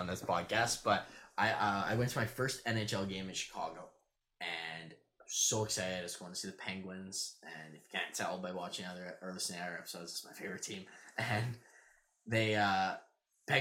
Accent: Saskatchewan, Canada; I'm from Saskatchewan.

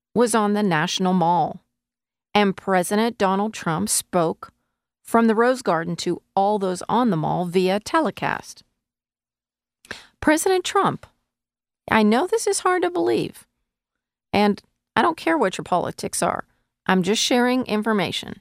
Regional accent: United States; as an American living in the United States

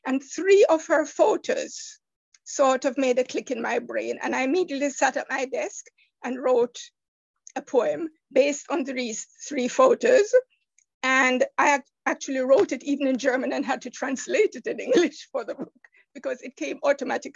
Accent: Jamaica; moved away; I'm from the Caribbean island of Jamaica.

